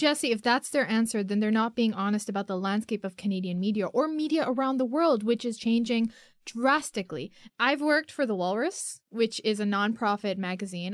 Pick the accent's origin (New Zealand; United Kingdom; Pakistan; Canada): Pakistan; I'm a Pakistani girl.